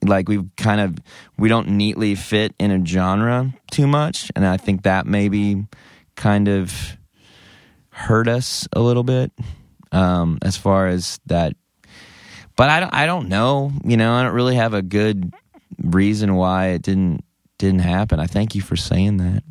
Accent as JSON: {"language": "English", "town": "Denton", "region": "Texas", "country": "United States", "tie": "born or raised there", "said": "I grew up in Denton, and Denton's kind of a micro, micro Austin"}